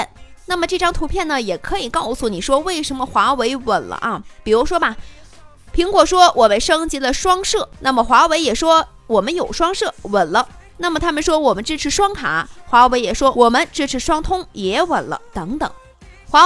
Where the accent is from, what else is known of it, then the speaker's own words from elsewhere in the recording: China; 作为中国人，不理解为啥苹果公司在对待美国的领土主权时能够做到标注上的严谨，却在对待中国时做不到。